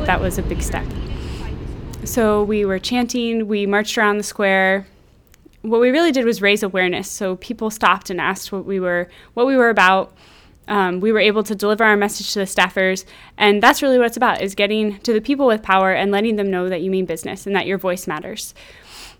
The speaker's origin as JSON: {"language": "English", "region": "Midwest", "country": "United States", "moved": "yes", "said": "I'm from the Midwest"}